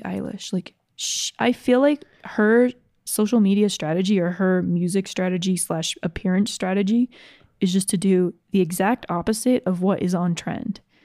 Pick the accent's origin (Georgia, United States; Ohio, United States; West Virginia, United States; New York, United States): Georgia, United States; I grew up in Georgia